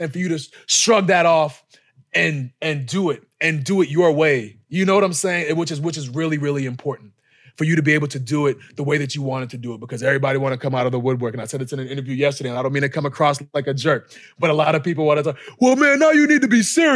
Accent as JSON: {"language": "English", "town": "Boston", "region": "Massachusetts", "country": "United States", "tie": "born or raised there", "moved": "yes", "said": "Boston, my hometown, like my backyard"}